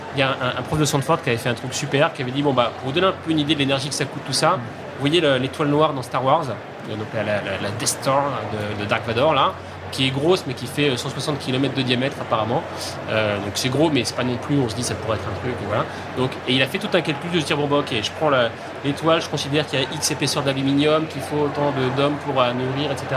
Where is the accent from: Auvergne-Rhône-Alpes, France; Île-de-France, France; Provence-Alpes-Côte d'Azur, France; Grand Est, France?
Auvergne-Rhône-Alpes, France; Haute-Savoie, near Annecy; also born or lived in Nancy; j'ai atterri dans les Alpes, en fait, qui est plutôt en fait là où j'ai grandi, en Haute-Savoie, dans un petit